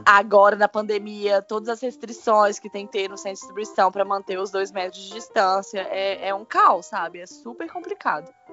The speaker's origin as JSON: {"language": "Portuguese", "country": "Brazil", "moved": "yes", "said": "eu sou brasileira"}